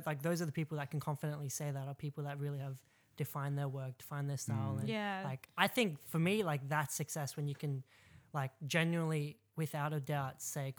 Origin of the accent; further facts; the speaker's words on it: Sydney, New South Wales, Australia; also born or lived in Eastern Suburbs, Sydney / Rooty Hill; Mount Druitt, Bidwill. Born and raised, I'd say, definitely.